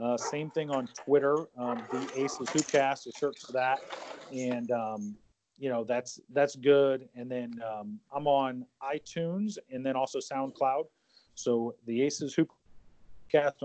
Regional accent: Southern Illinois, United States; moved away; I'm from Southern Illinois originally

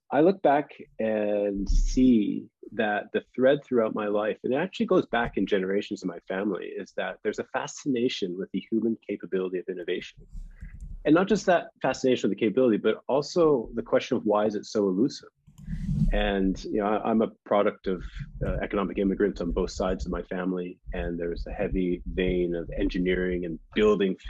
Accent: Canada; moved away as an adult; also born or lived in United States; I'm Canadian, but went to university in the United States on a scholarship

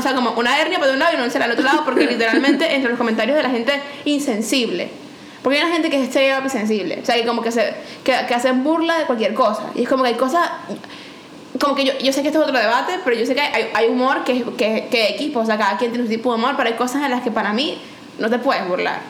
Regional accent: Venezuela; moved away; en mi tierra

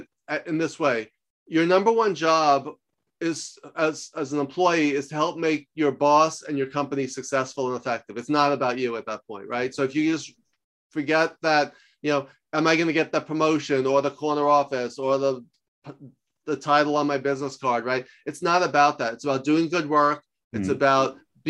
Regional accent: New York, United States; moved away as an adult; also born or lived in Los Angeles; I'm from New York, but I lived in LA for 10 years

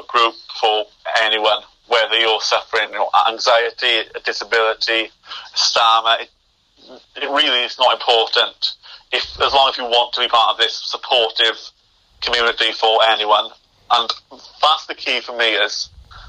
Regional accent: United Kingdom; us as being British

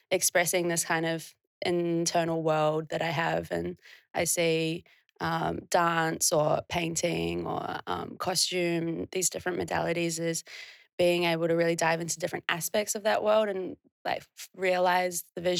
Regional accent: New Zealand; Um, I'm from a really small town. And yeah, it's like, I think 30 30 people live there permanently.

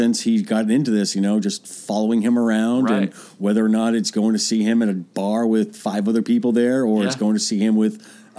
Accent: Boston, Massachusetts, United States; moved away as an adult; now in Atlanta, United States; I'm from Boston originally.

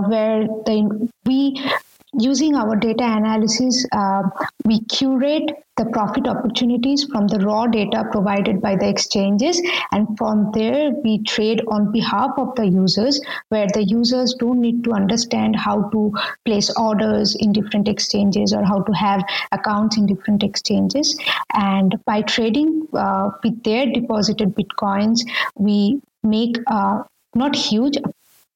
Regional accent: India; moved away; I'm coming from India, and I'm from a middle class family

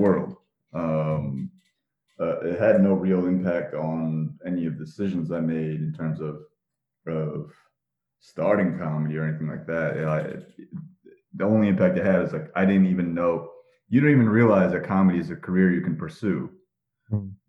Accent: Parsippany, New Jersey, United States; I grew up in Parsippany, New Jersey

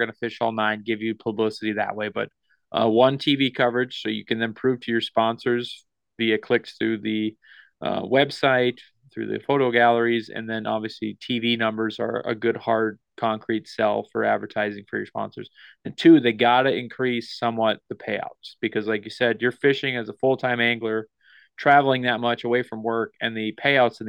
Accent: the North Midwest, United States; We're from the Midwest, the North Midwest, whatever, North Dakota, Minnesota

